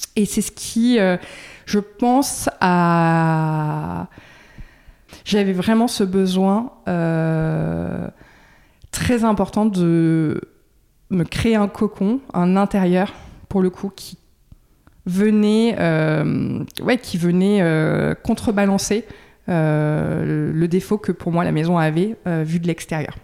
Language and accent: French; Dordogne, Nouvelle-Aquitaine, France; now in Bordeaux, France; je suis originaire de, de Dordogne